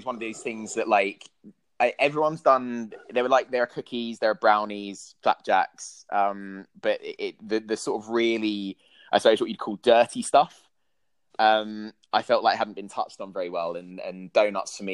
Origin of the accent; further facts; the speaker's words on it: London, United Kingdom; I grew up in South East London